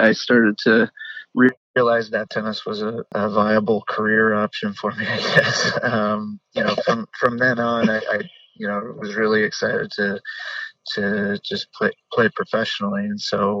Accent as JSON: {"language": "English", "town": "Milwaukee", "region": "Wisconsin", "country": "United States", "tie": "born or raised there", "moved": "yes", "said": "I was born in Milwaukee."}